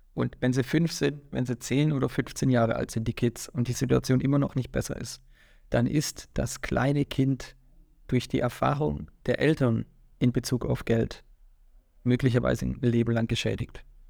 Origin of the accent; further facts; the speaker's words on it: Swabia, Baden-Württemberg, Germany; also born or lived in Waiblingen; komme aus Schwaben